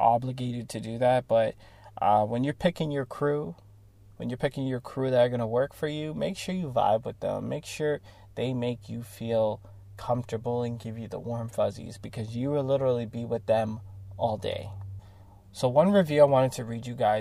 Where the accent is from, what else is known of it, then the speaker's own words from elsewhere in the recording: Toronto, Ontario, Canada; I'm from Toronto, Canada, so it's super multicultural there